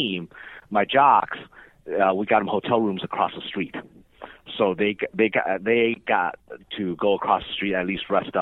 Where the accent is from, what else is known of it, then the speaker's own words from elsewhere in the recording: California, United States; now in Houston, United States; I'm from California